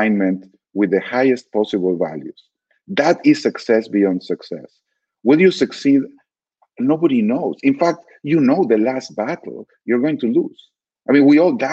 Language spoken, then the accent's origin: English; Argentina; I grew up in Argentina under a fairly anti-Semitic regime